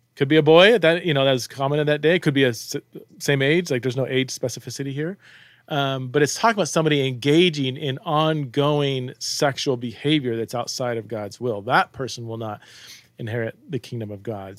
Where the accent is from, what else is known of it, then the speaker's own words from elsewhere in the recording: United States; I'm an American